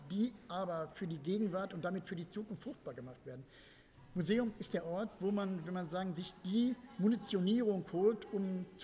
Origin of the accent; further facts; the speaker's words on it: Gelsenkirchen, North Rhine-Westphalia, Germany; in Gelsenkirchen äh, gibt es Stadtteile aus, in meiner Heimatstadt.